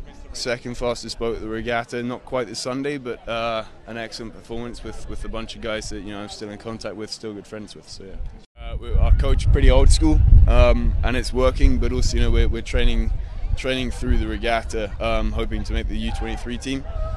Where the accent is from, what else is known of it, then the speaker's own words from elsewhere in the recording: Henley-on-Thames, South East England, United Kingdom; everyone come, you know, to my hometown.